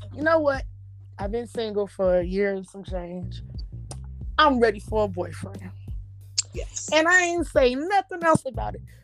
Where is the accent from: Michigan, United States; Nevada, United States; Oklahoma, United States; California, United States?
Nevada, United States; Las Vegas; moved away as an adult; now in Houston, United States; I love my hometown, but I just feel like Vegas don't have nothing for me